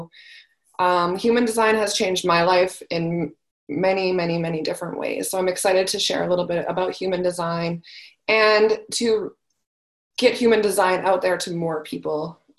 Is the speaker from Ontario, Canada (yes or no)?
no; Calgary, Alberta, Canada; I am from Calgary, Alberta, Canada. So that's where I am right now in my lovely forest